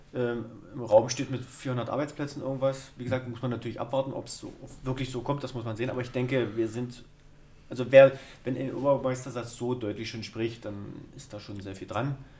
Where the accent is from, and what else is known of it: Germany